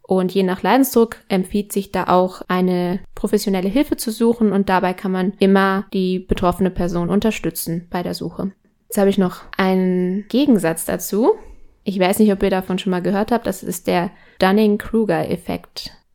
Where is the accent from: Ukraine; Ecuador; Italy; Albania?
Ecuador; moved away; bei uns in Ecuador